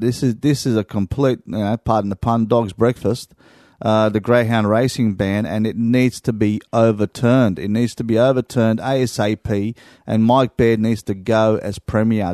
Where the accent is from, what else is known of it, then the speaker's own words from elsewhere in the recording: Sydney, New South Wales, Australia; I'm from Syd-, uh, Southwest Sydney area as well